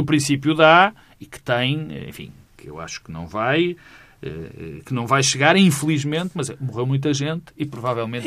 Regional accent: Minho, Portugal; eu sou, eu sou minhoto

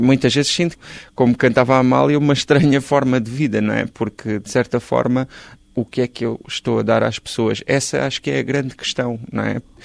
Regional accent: Galveias, Alentejo, Portugal; moved away as an adult; Eu nasci em Galveias, no Conselho de Ponte Soura, no distrito de Porto Alegre, vivi lá até aos 18 anos

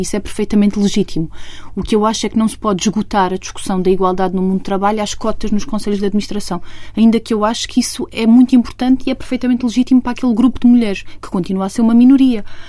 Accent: Estremoz, Alentejo, Portugal; moved away as an adult; now in Lisbon, Portugal; já vivo quase há tantos anos em Lisboa como aqueles que vivia em Estremoz. Eu gosto muito da minha terra

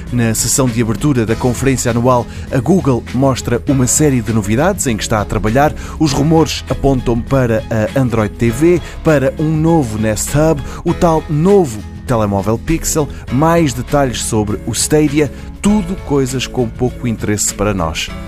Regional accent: Portugal

